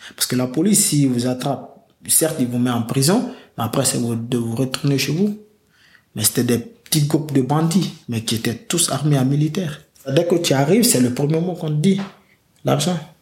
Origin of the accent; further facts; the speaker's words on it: Sangarédi, Boké Region, Guinea; moved away as an adult; now in France; je suis parti de la Guinée